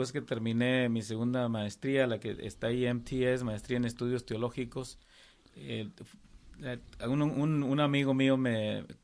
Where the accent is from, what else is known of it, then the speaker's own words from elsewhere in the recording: Coahuila, Mexico; now in Texarkana, United States; De México, de Coahuila.